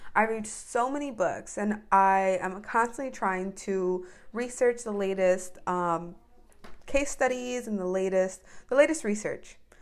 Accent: United States

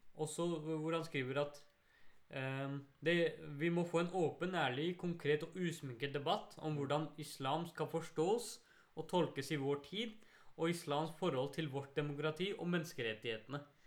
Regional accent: Norway; vi som mm. muslimer i Norge mm. og som nordmenn

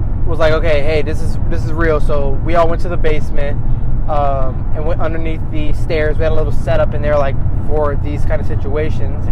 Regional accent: Chicago, Illinois, United States; moved away; also born or lived in Belleville, Illinois; Of Chicago originally

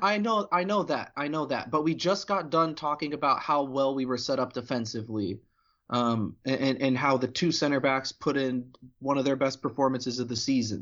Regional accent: United States; as an American

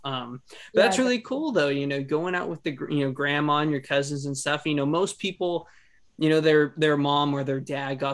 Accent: California, United States; me being from California

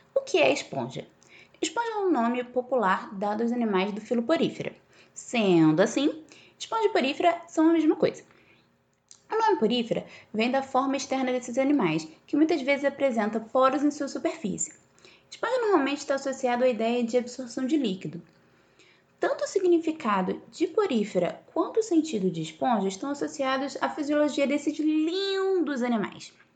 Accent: Bahia, Brazil; eu sou baiana

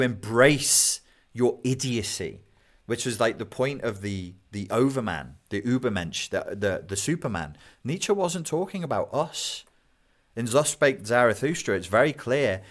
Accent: United Kingdom; I'm British.

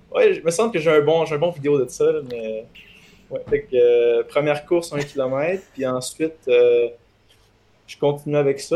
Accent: Quebec City, Quebec, Canada; je suis de Québec

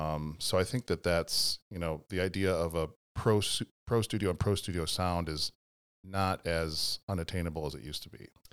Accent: Chicago, Illinois, United States; moved away as an adult; also born or lived in Evanston; now in Baraboo, United States; growing up in a big city

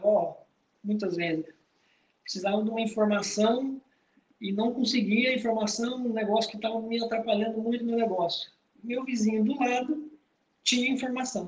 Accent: Rolim de Moura, Rondônia, Brazil; sou lá do interior de Rolim de Moura

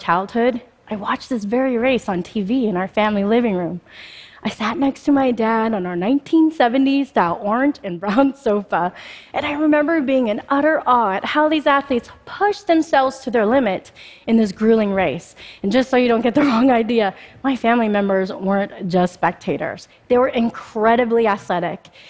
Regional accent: Spokane, Washington, United States; born or raised there; also born or lived in Mumbai, India

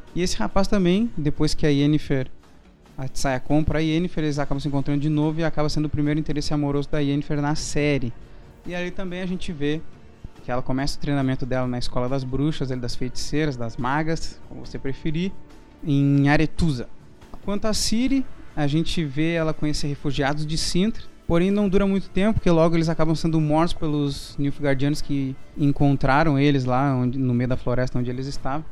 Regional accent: Brazil; eu sou brasileiro

